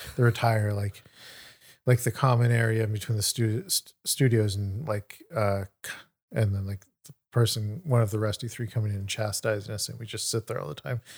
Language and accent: English; Sacramento, California, United States; also born or lived in New York; went back home to Sacramento.